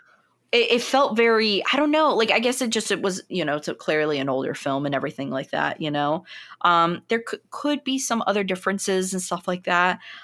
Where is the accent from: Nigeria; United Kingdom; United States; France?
United States; being an American